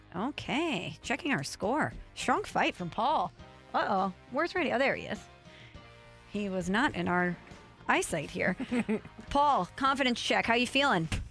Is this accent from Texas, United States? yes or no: no; Illinois side of St. Louis, United States; I'm from the ill side.